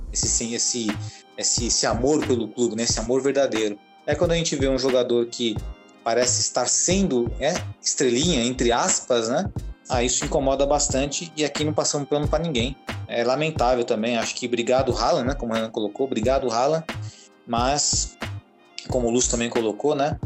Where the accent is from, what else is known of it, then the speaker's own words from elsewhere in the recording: Brazil; nós, como brasileiros, né, temos uma cultura diferente dos alemães